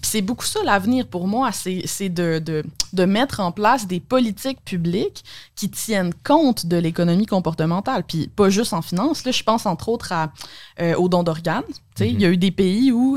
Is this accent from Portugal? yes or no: no; Alma, Quebec, Canada; moved away; Ouais, moi, je viens d'Alma, au Lac-Saint-Jean.